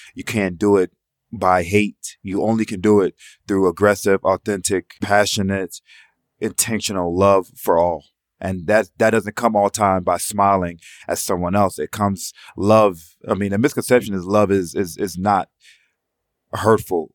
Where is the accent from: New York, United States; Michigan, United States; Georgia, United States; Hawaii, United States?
Georgia, United States; Atlanta; while we were growing up in Atlanta